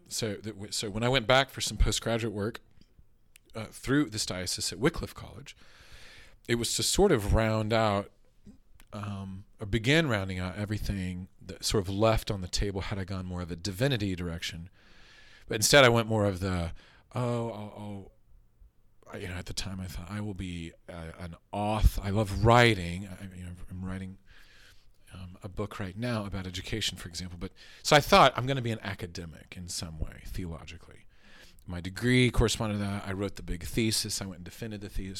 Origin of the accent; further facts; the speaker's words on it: Oklahoma City, Oklahoma, United States; I'm a, an Oklahoma, uh, bred and born Baptist, from, from Oklahoma City. Grew up on Seventeenth Street